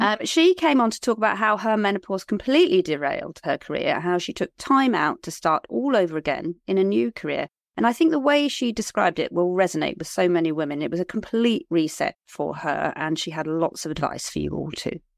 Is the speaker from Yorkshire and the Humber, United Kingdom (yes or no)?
no; Liskeard, South West England, United Kingdom; I come from Lisgard in Cornwall.